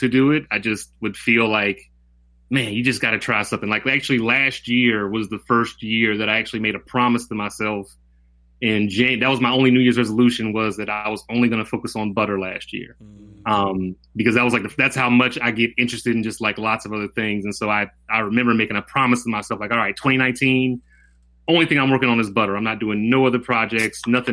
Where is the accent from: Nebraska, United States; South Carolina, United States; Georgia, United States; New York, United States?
Georgia, United States; Atlanta; also born or lived in Stone Mountain; growing up on the East Side, you know, growing up downtown, growing up to Stone Mountain